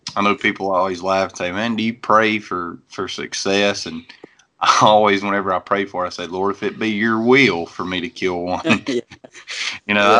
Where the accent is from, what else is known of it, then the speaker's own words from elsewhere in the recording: North Carolina, United States; I'm from North Carolina